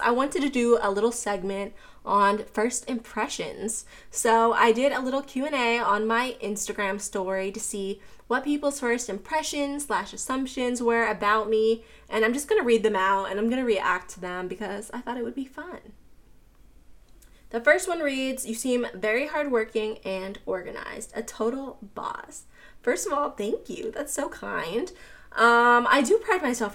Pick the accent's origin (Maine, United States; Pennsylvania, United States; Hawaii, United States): Pennsylvania, United States; Pittsburgh; also born or lived in Florida; now in Atlanta, United States; I grew up in Pittsburgh, I lived in Florida, I currently live in Atlanta